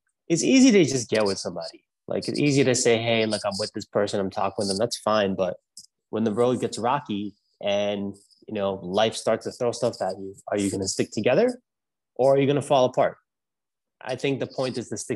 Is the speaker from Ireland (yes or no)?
no; New York City, New York, United States; accent: New York; moved away as an adult; now in Los Angeles, United States; I grew up in Brooklyn.